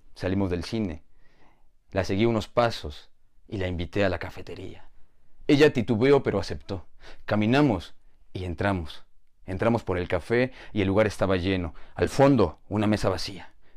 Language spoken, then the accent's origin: Spanish; Mexico; Soy de México